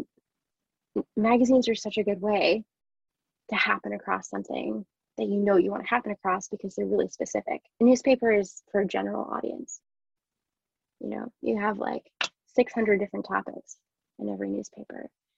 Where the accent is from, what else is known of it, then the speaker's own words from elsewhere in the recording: Rhode Island, United States; now in London, United Kingdom; I didn't grow up in London or England or the UK. I grew up in Rhode Island, which in a lot of ways is very similar to here, but is completely different in other ways.